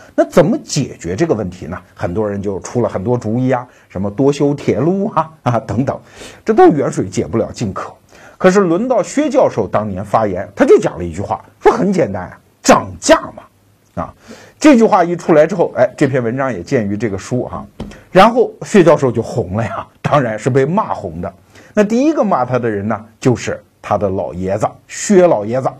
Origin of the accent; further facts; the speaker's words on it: China; 我们中国人